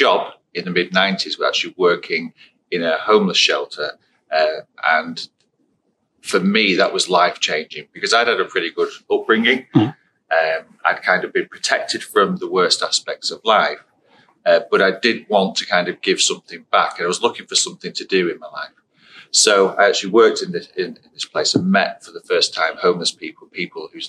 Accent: Blackpool, North West England, United Kingdom; I was born and raised in Blackpool on the Fylde Coast.

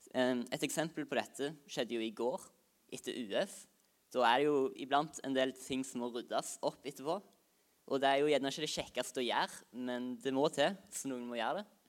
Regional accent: Norway; Jeg kommer fra Høybakka

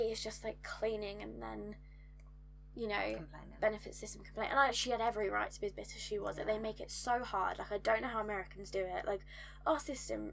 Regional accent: United Kingdom; especially as a Brit

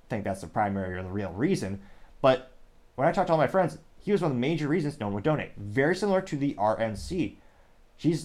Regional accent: Midwest, United States; growing up in the Midwest

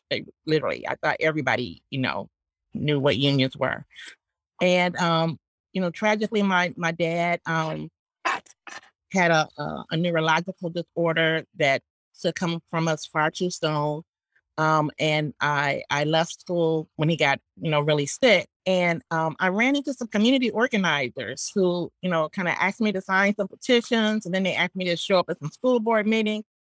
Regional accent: Northwest Indiana, United States; growing up in Northwest Indiana

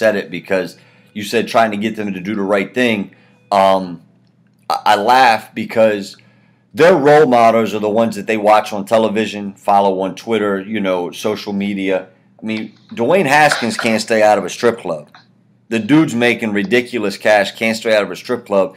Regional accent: Washington County, Maryland, United States; I grew up in Washington County

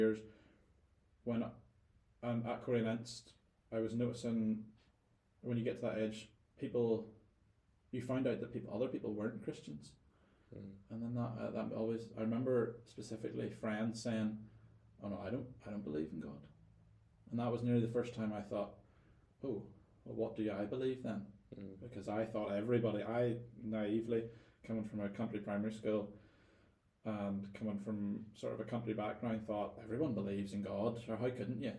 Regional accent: Northern Ireland, United Kingdom; moved away as an adult; I was a Northern Irish guy

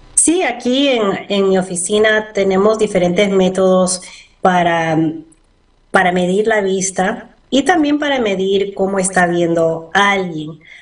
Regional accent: Bethesda, Maryland, United States; also born or lived in Peru / Pennsylvania; Yo me crié ah, en Bethesda, fui a la Universidad de Maryland

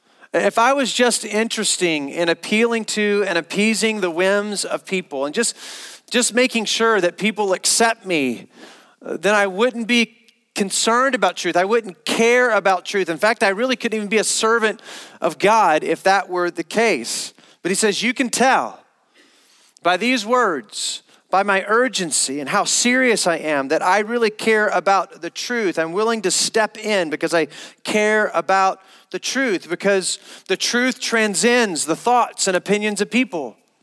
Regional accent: the South, United States; Growing up in Christendom, I grew up as a missionary around families that loved Jesus, but growing up in churches in the South

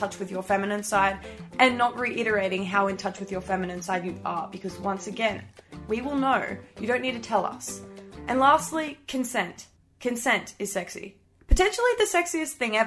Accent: Tamworth, New South Wales, Australia; my hometown, Tamworth

